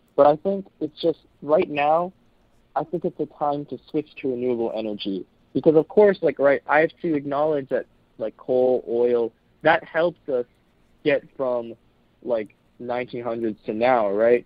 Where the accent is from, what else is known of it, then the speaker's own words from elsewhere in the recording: United States; I we're from South Korea originally. I was born in the U.S.